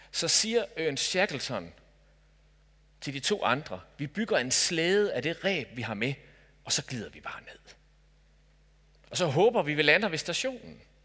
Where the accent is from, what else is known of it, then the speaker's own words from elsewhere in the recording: Denmark; Jeg er dansker